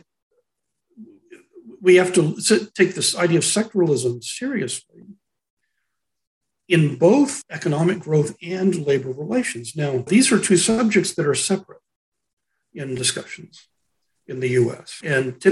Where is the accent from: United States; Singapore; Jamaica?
United States; Texas; as a Texan